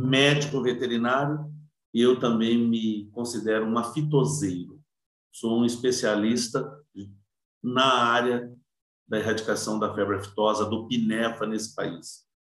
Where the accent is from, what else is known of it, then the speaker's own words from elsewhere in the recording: Cardoso, São Paulo, Brazil; also born or lived in Votuporanga; sou natural de Cardoso, Cardoso. Cardoso fica ali perto de Votuporanga, Fernandópolis